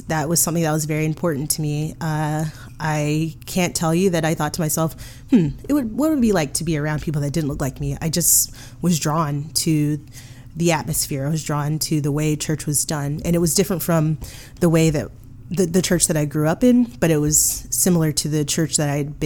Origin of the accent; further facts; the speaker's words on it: Atlanta, Georgia, United States; also born or lived in Athens, Georgia; I'm from Atlanta.